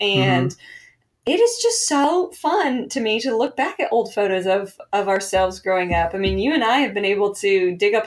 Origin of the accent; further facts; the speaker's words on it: New Jersey, United States; now in North Carolina, United States; I am not from this lovely state that we live in, North Carolina. I'm from New Jersey.